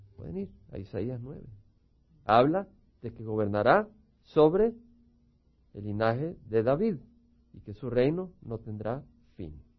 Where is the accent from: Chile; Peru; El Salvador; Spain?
El Salvador; moved away; Los que venimos del Salvador